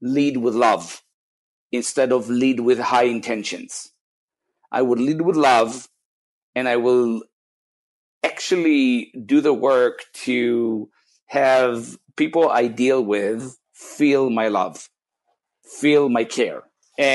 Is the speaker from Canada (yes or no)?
no; Israel; moved away; I'm come from Israel originally